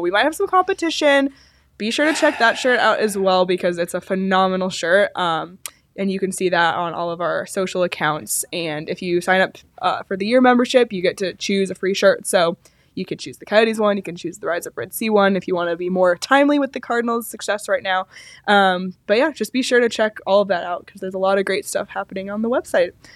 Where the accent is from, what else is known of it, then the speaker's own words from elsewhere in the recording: Toronto, Ontario, Canada; moved away; I grew up in Toronto